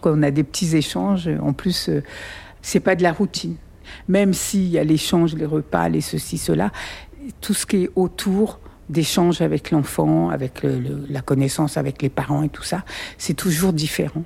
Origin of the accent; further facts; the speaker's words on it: Paris, Île-de-France, France; now in Valenton, France; Je suis née le 9 janvier 1966 à Paris. J'ai vécu jusqu'à l'âge de 11 ans et demi à Paris et on a emménagé pendant les vacances d'avril 1978